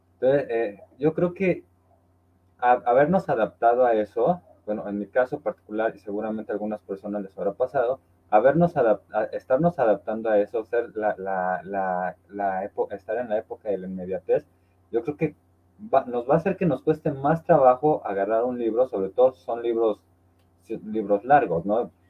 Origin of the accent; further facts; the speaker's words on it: Orizaba, Veracruz, Mexico; moved away; ahorita estoy aquí en mi tierra natal, que es Orizaba, Veracruz